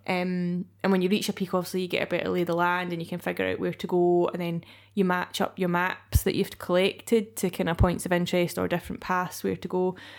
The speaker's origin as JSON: {"language": "English", "region": "Scotland", "country": "United Kingdom", "said": "being Scottish"}